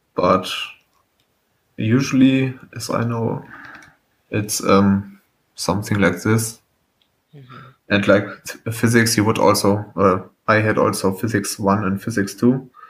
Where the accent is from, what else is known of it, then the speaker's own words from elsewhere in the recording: Germany; I'm from Germany.